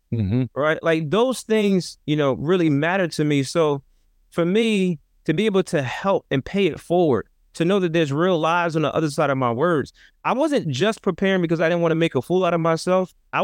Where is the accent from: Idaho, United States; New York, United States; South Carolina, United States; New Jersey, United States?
New Jersey, United States; Trenton; I come from an inner city context, I come from Trenton, New Jersey, 7 square miles, about 90,000 people